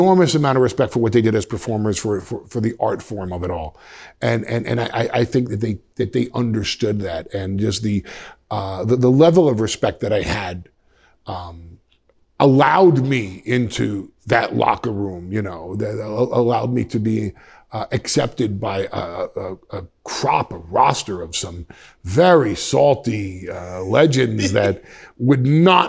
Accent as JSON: {"language": "English", "area": "Westchester", "region": "New York", "country": "United States", "said": "I'm from Westchester"}